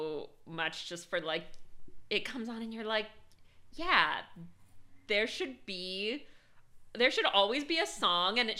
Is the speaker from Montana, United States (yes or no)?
yes; Montana, United States; I'm from Montana.